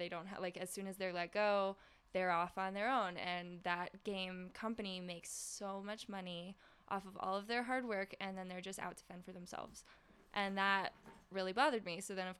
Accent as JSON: {"language": "English", "region": "North Carolina", "country": "United States", "said": "from North Carolina, so I kind of think"}